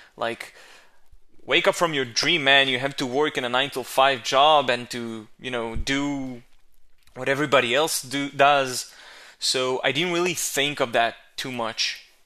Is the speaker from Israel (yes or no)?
yes; Israel; English is a second language; my hometown, my home country, uh, which is Israel